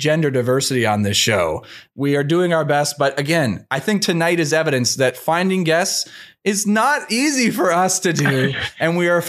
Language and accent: English; Canada; as a Canadian